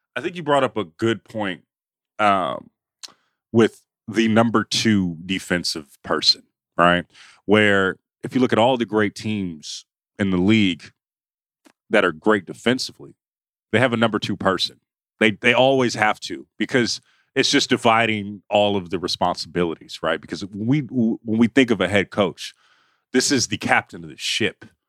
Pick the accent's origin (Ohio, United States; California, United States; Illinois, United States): California, United States; the Bay Area; I grew up in the Bay